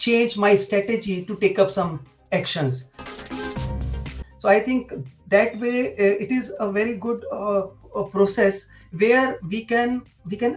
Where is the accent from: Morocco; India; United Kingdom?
India; Delhi; moved away as an adult; now in Germany; I am basically from North India, from Delhi